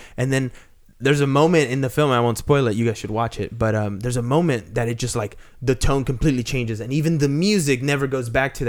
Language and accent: English; Peru; I was born in Peru